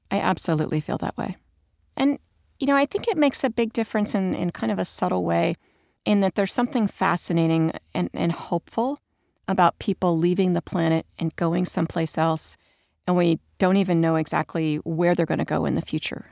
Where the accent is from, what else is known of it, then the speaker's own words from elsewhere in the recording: United States; I, as an American